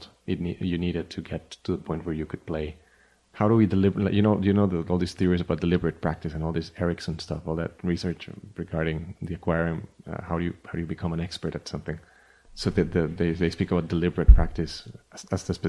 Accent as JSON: {"language": "English", "country": "Costa Rica", "tie": "born or raised there", "also_born_or_lived": "Miami", "moved": "as an adult", "said": "I was born in Costa Rica, and I left in 1999 to study composition"}